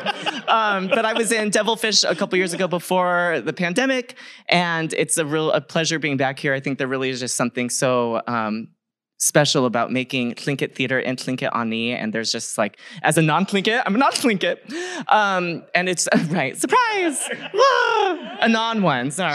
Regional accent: Barona Indian Reservation, San Diego County, California, United States; I grew up on the Barona Indian Reservation in San Diego County

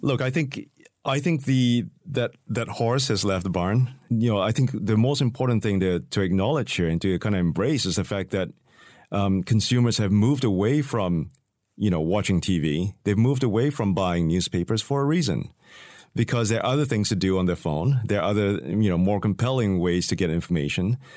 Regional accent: Singapore; I come from Singapore

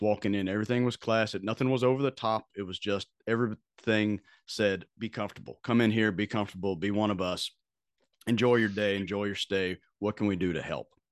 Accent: Bowling Green, Kentucky, United States; I grew up in Bowling Green, Kentucky

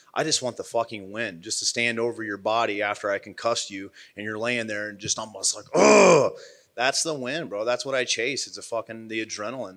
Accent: Midwest, United States; I'm from the Midwest

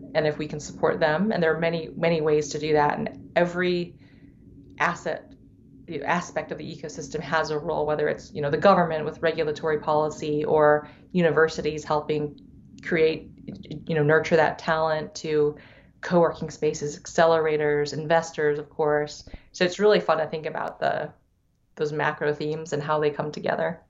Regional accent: Davenport, Iowa, United States; first language Thai; English is a second language; also born or lived in Silicon Valley; now in Minneapolis, United States; was, was in chiropractic school in Davenport, which is where I was born

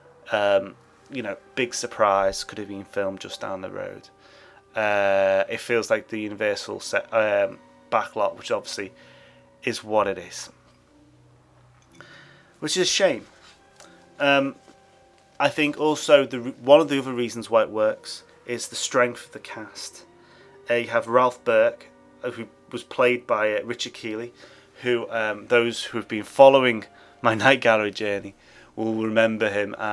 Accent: England, United Kingdom; I'm English

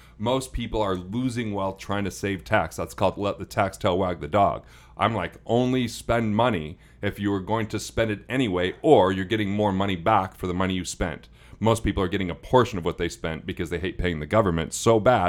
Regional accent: Utah, United States; Well, I am from Utah.

